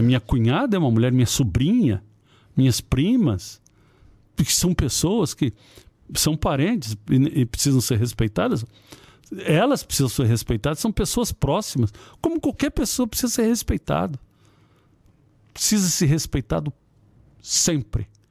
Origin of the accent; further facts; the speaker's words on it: Ceará, Brazil; moved away; eu fui criado no Ceará